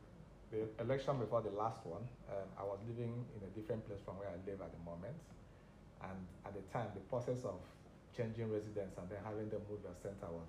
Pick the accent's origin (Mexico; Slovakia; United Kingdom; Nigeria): Nigeria; Aba, Abia; I grew up in Aba.